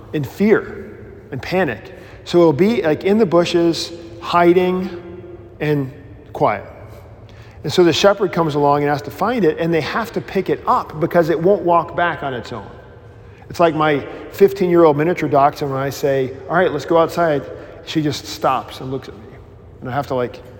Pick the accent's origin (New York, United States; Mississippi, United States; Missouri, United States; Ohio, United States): Mississippi, United States; I grew up in Baptistville in Mississippi